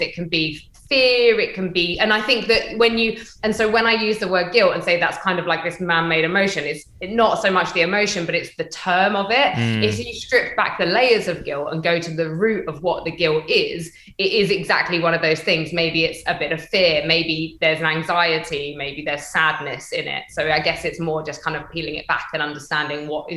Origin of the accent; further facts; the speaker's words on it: United Kingdom; moved away as an adult; also born or lived in Stamford, Lincolnshire / London; I grew up in North London, Hertfordshire